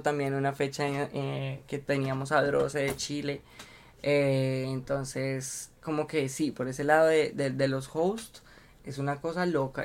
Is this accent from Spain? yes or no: no; Colombia; somos el público colombiano